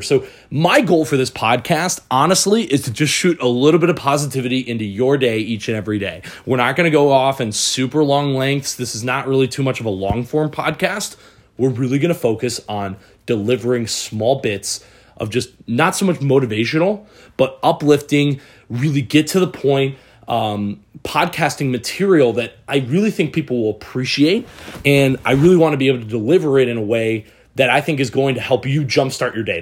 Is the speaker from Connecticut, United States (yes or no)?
no; Michigan, United States; moved away; also born or lived in San Diego; I'm from Michigan.